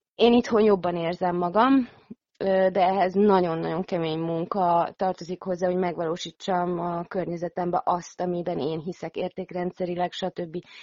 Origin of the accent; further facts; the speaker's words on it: Hungary; moved away; also born or lived in Netherlands; én itt a szülőhazámba